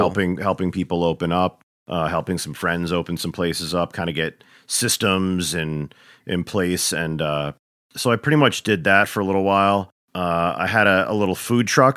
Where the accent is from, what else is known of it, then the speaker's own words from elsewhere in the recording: New York, United States; moved away; grew up across the border in, in, uh, New York, you know, and, uh, suburbia